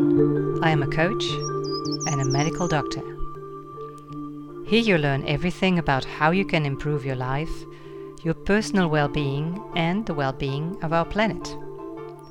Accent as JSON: {"language": "English", "country": "Germany", "said": "right here in my home country, Germany"}